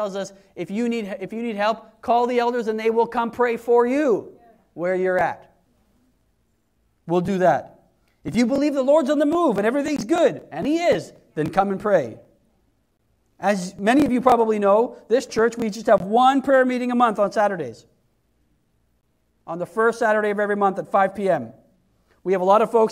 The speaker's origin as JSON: {"language": "English", "region": "Wales", "country": "United Kingdom", "said": "I'm Welsh and that's where I'm from"}